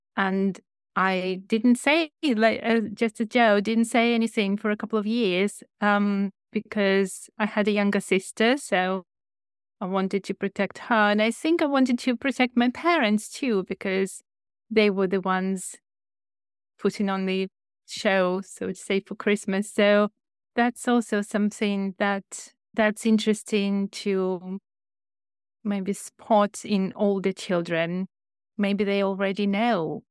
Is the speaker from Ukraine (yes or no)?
yes; Ukraine; English is a second language; moved away as an adult; also born or lived in China; now in United Kingdom; I was an English teacher in Ukraine, where I'm from